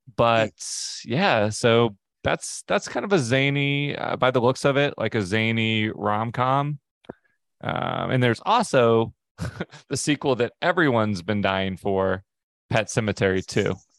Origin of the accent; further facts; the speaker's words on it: Pacific Northwest, United States; we're from the Pacific Northwest